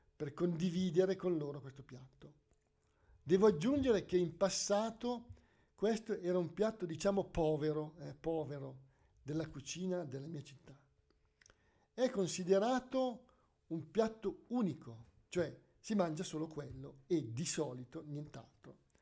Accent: Lombardy, Italy; Noi siamo, siamo lombardi

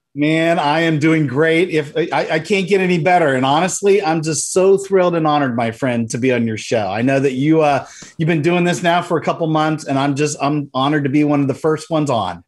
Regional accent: Central Florida, United States; in my hometown, I live in Central Florida

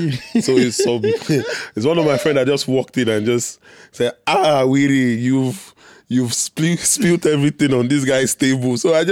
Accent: Bariga, Lagos, Nigeria; also born or lived in Enugu; Then I think when I was like 6 months, we moved and stayed in Bariga all my life.

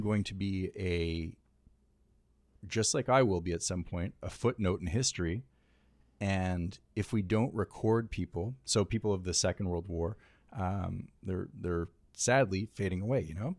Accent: Canada; now in United States; I'm a Canadian

